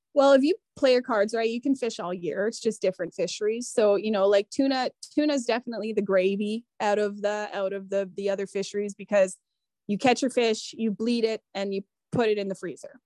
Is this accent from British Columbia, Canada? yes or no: no; Manitoba, Canada; moved away; I'm coming from Manitoba